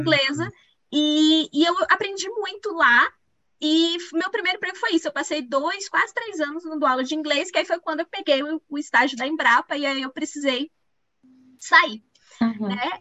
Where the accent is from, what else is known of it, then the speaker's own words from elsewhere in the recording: Pará, Brazil; moved away as an adult; also born or lived in Belém; now in Minas Gerais, Brazil; eu sou paraense, eu acho que isso é uma, é, uma definição minha mesmo. Assim. Eu tenho muito orgulho de ser do Pará